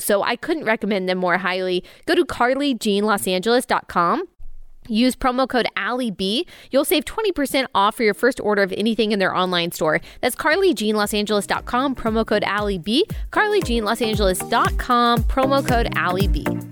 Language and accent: English; Dallas, Texas, United States; moved away as an adult; also born or lived in Athens; my hometown of Dallas